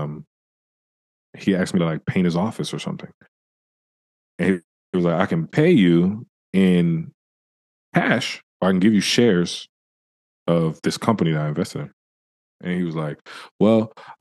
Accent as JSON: {"language": "English", "town": "San Francisco", "region": "California", "country": "United States", "tie": "born or raised there", "said": "I grew up in San Francisco"}